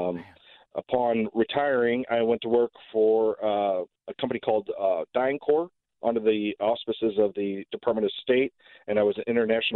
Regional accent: St. Louis, Missouri, United States; also born or lived in Richmond Heights, Missouri; I grew up basically on the St. Louis City, Richmond Heights border. I attended grade school in Richmond Heights

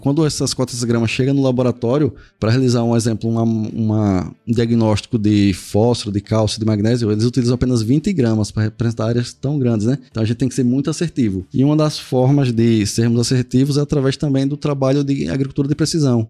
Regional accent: Paripiranga, Bahia, Brazil; eu sou aqui de Paripiranga, Bahia, Fui criado, né, nascido aqui nessa cidade

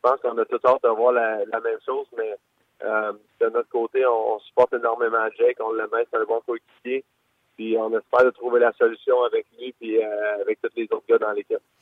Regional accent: Quebec, Canada; now in St. Louis, United States; en Québécois, on se fait tout le qu'on on est des Français, puis c'est des, des grenouilles, des frogs

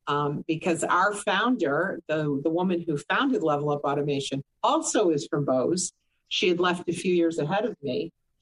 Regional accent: Boston, Massachusetts, United States; now in Orlando, United States; Boston's, I came from Boston to here. So it was unique because Boston's a big city wrapped in a small town. It's really quite a wonderful, New England's a wonderful place, period.

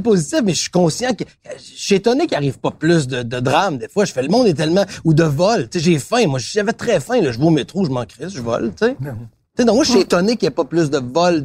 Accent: Quebec City, Quebec, Canada; moved away as an adult; also born or lived in Montreal; moi j'étais de Québec

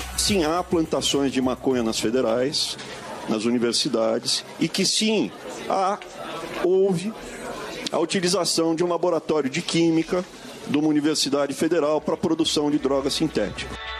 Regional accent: Brazil; como brasileiro

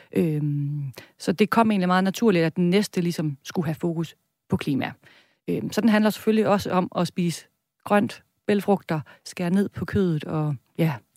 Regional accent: Viborg, Central Denmark Region, Denmark; accent: Jutlandic; now in Copenhagen, Denmark; Jeg kommer fra Midtjylland, Viborg.

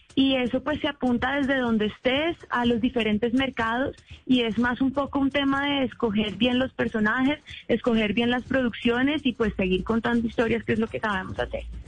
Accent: Colombia

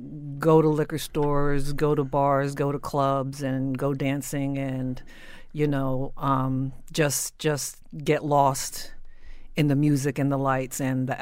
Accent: New Jersey, United States; I was raised in South Jersey after my family had done a lot of moving around, which is what military families do.

